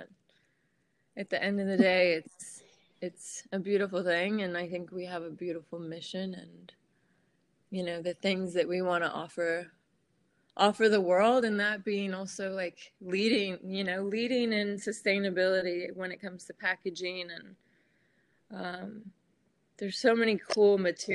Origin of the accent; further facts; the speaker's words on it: Washington, United States; moved away as an adult; now in Los Angeles, United States; I am from Washington State